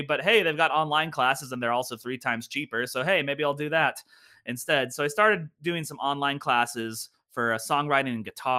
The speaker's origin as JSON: {"language": "English", "town": "Lenexa", "region": "Kansas", "country": "United States", "said": "Well, I'm originally from the Kansas City area, a little suburban area called Lenexa, Kansas."}